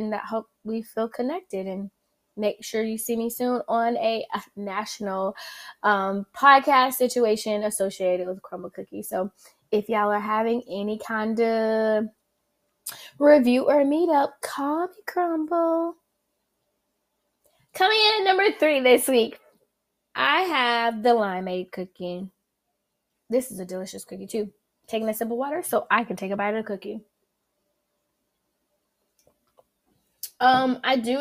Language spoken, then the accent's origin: English; the South, United States; accent: southern; my southern accent